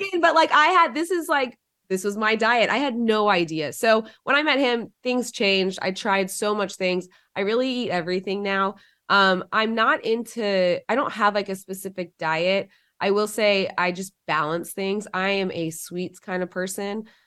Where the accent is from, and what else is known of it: Georgia, United States